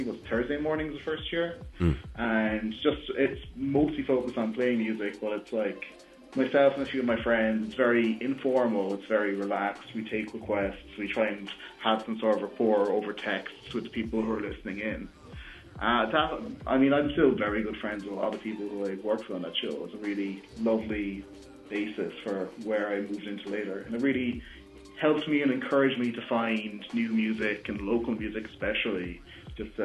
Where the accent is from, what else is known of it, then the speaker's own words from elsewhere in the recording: Dunmanway, Munster, Ireland; I grew up in Dunmanway, a small town, kind of about an hour's drive away from the city